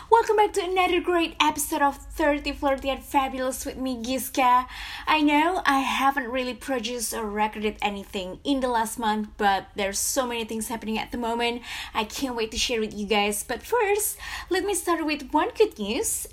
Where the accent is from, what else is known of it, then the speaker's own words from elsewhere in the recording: Jakarta, Indonesia; moved away as an adult; now in Florida, United States; born and raised in Jakarta